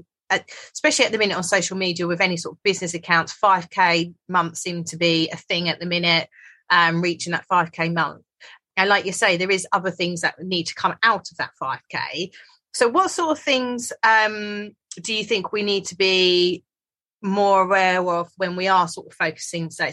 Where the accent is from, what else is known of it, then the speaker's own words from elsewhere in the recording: United Kingdom; us being like British